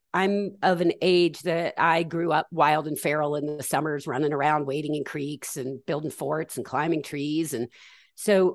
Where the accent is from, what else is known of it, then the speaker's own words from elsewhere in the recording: Atlanta, Georgia, United States; I was raised in the South in Atlanta in the 80s